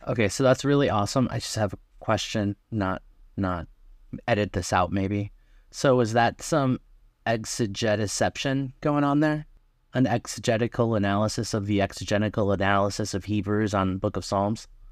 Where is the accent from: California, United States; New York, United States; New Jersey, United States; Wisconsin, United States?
Wisconsin, United States; I'm from Wisconsin